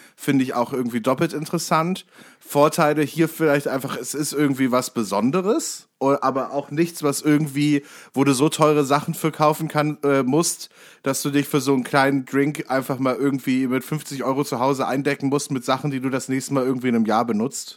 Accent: Warburg, North Rhine-Westphalia, Germany; moved away; bei mir aus der Heimat

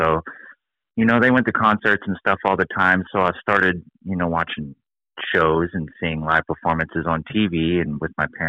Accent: Farmington, Arkansas, United States; I grew up in Farmington, which is the town right next to Fayetteville.

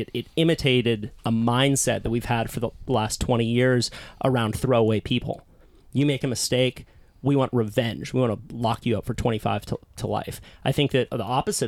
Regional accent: Santa Cruz, California, United States; I was also born into a hippie little surf town called Santa Cruz.

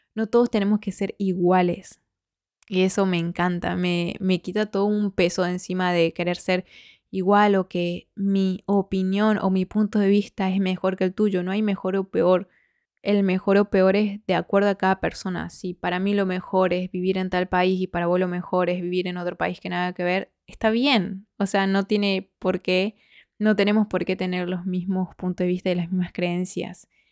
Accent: Argentina; moved away as an adult; now in Spain

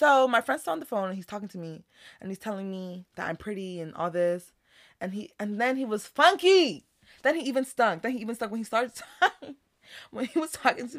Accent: Houston, Texas, United States; We're from Houston

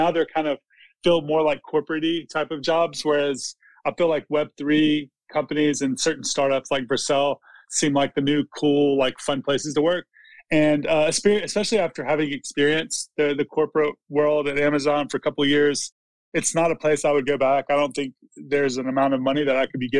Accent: Mississippi, United States; also born or lived in Los Angeles; I'm from Mississippi

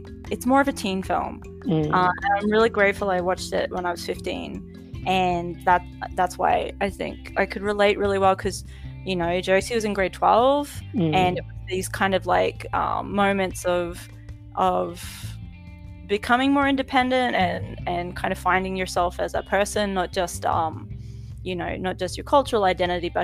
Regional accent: Mackay, Queensland, Australia; moved away as an adult; now in Japan; I grew up in Mackay, which is a city that has a lot of Italian, Maltese, Greek descendants

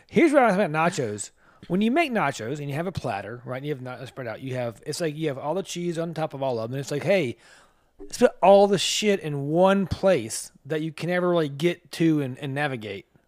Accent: the South, United States; I'm from the South

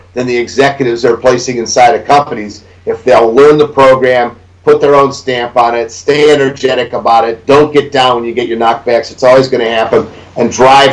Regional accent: Cleveland, Ohio, United States; I spent a lot of time in my hometown, which is one of the reasons I choose to live in Cleveland

